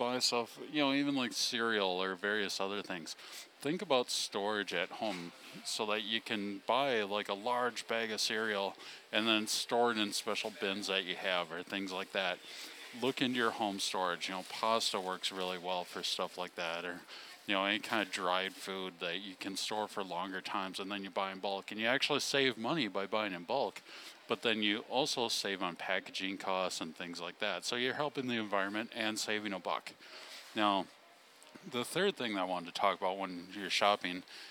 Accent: Wisconsin, United States; born or raised there

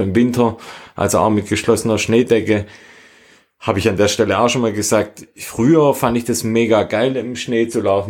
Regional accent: Schönbuch area, Baden-Württemberg, Germany; in meinem Heimatort hat, wir liegen auf etwa 500 Metern, würde ich sagen, also jetzt ja, ziemlich flach eigentlich und wir haben direkt vor der Haustür einen Wald, der Schönbuch

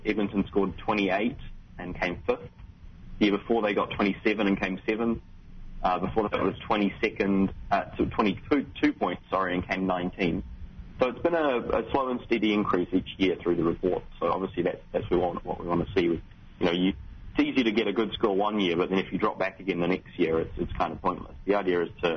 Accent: Wellington, New Zealand; moved away; I'm from Wellington

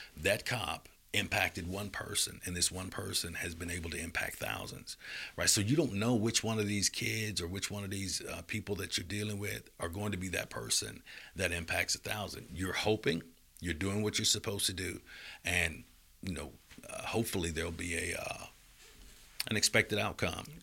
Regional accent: Birmingham, Alabama, United States; moved away; also born or lived in Florida / Augusta, Georgia / Atlanta; I'm from Birmingham

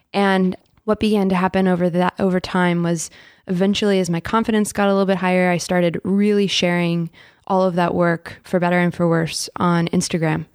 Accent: Dallas, Texas, United States; my journey starts in Dallas. I'm originally from Texas

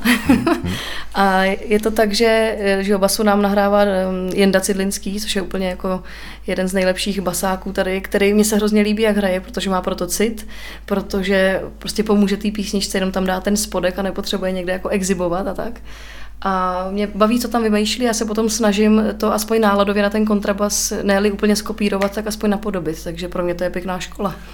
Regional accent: Czechia; also born or lived in Týn; jako Češi

